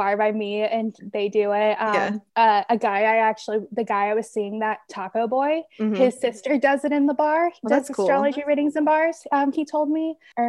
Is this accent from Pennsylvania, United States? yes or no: no; Tampa, Florida, United States; I'm from Tampa, only, you know, a short distance on the I-4.